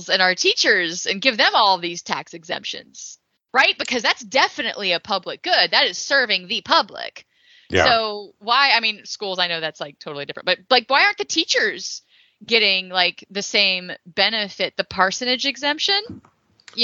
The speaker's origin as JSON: {"language": "English", "region": "Texas", "country": "United States", "said": "I'm from Texas"}